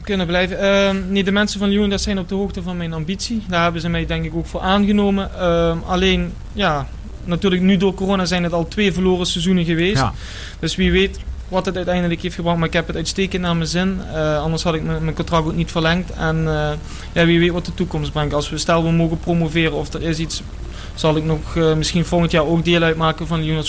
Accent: Bergen, Netherlands; moved away; oorspronkelijk kom ik uit Bergen

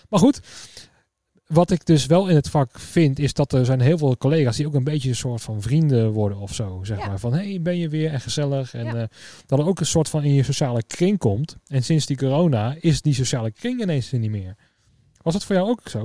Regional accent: Netherlands; also born or lived in Tiel / Ede / Veenendaal; now in Utrecht, Netherlands; Dus vandaar dat de Tiel, Ede, Veenendaal, dat is ook wel een beetje ja, waar, ja, waar ik een beetje mijn jeugd heb, eh, heb gehad

